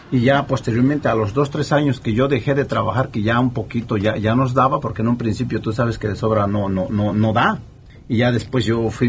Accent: Toluca, State of Mexico, Mexico; Yo de Toluca. De, Toluca. Estado de México.

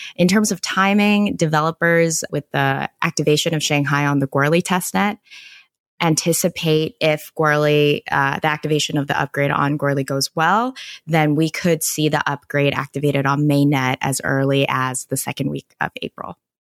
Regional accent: Canada; moved away; back in Canada, I am Canadian

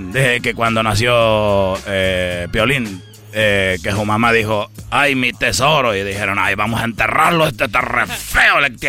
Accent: Honduras; Fíjate, yo soy de Honduras, hombre.

